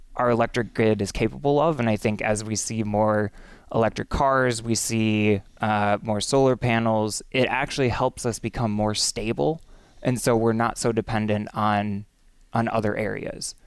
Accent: Menomonie, Wisconsin, United States; also born or lived in Madison, Wisconsin; I was born in Menominee. Um, and really grew up in Menominee, too

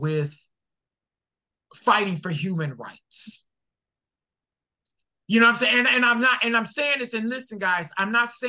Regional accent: Detroit, Michigan, United States; now in Seattle, United States; Yeah, I do live in Seattle. But I'm from Detroit.

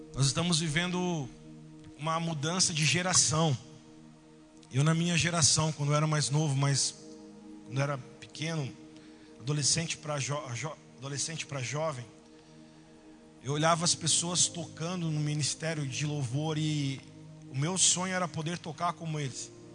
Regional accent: Teotônia, Rio Grande do Sul, Brazil; chegou um momento na vida dos meus pais, que eles eram pastores ali em, em Teotônia

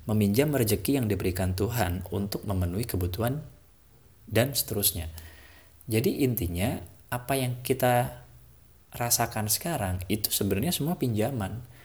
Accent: Java, Indonesia; Apalagi saya ini orang Jawa ya saya tuh diajarin, orang Jawa itu nggak pernah mengenal istilah kerja.

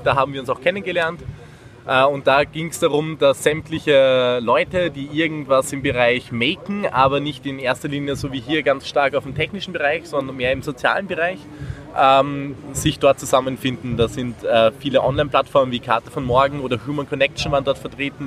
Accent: Austria; moved away as an adult; now in Marburg, Germany; ich komme ursprünglich aus Österreich, wie man es hört

